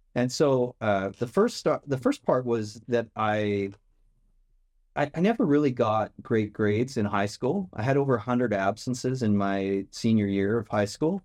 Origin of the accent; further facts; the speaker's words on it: Lethbridge, Alberta, Canada; it's south of Calgary. And so if you know Calgary Flames or the Calgary Stampede, that was, that's how I grew up, around those kind of things